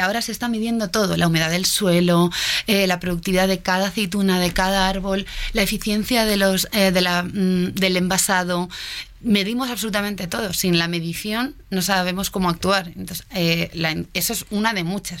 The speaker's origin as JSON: {"language": "Spanish", "town": "Madrid", "region": "Community of Madrid", "country": "Spain", "moved": "as an adult", "lives_now": "Mexico", "said": "española de Madrid"}